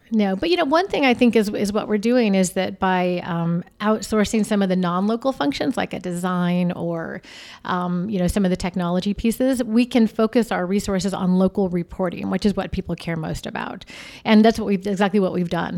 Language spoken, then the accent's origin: English; Arizona, United States; also born or lived in Texas; I'm from Arizona